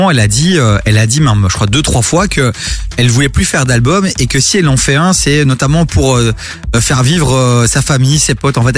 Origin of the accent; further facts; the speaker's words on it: France; Je suis français aussi.